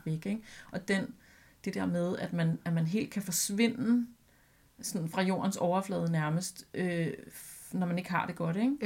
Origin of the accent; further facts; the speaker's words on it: Albertslund, Capital Region of Denmark, Denmark; en ægte legeplads ude i Alberslund, hvor jeg voksede op